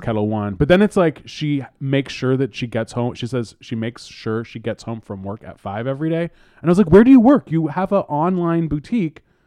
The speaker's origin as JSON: {"language": "English", "area": "East Bay", "region": "California", "country": "United States", "tie": "born or raised there", "said": "I grew up in the East Bay."}